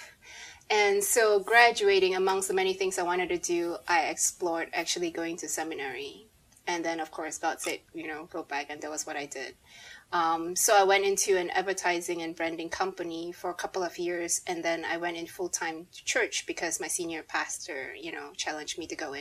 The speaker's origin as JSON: {"language": "English", "country": "Malaysia", "said": "I have a Malaysian passport"}